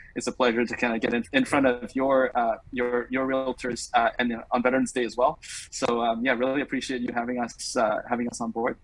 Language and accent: English; Singapore; moved away as an adult; also born or lived in New York; now in United States; I grew up in Singapore, um, served in the military there for, for two years